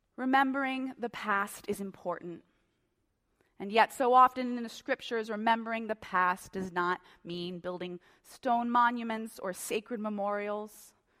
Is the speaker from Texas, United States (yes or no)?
yes; Tulia, Texas, United States; now in Colorado, United States; I was born in Tulea, Texas